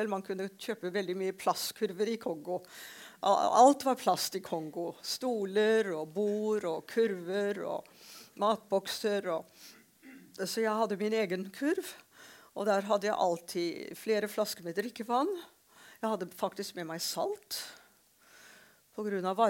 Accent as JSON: {"language": "Norwegian", "town": "Shillong", "region": "Meghalaya", "country": "India", "tie": "born or raised there", "lives_now": "Norway", "said": "For jeg ble født og vokste opp i India."}